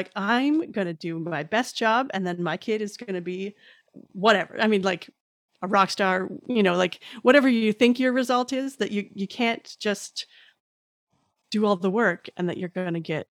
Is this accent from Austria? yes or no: no; Canada; as a Canadian